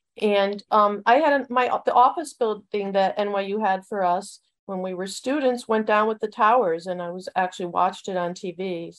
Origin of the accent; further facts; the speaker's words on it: Connecticut, United States; also born or lived in Gainesville, Florida / New York City / Washington, D.C.; now in Huntington Beach, United States; I was born in Connecticut, so close to where you are now. I went to undergraduate at the University of Florida in Gainesville. And then after that, I moved to New York City. I lived there for 11 years.